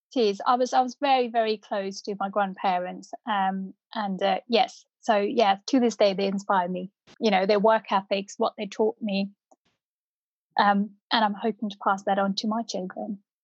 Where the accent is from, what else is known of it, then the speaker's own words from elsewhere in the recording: North India, India; first language Punjabi; English is a second language; now in United Kingdom; I grew up in North India